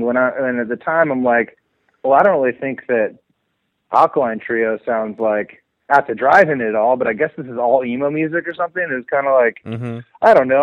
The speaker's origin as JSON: {"language": "English", "town": "Seattle", "region": "Washington", "country": "United States", "tie": "born or raised there", "said": "growing up in Seattle"}